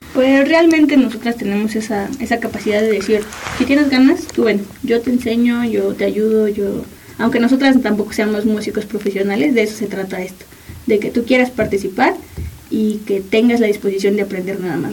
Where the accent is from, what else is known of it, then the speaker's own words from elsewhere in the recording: Mexico; somos mexicanas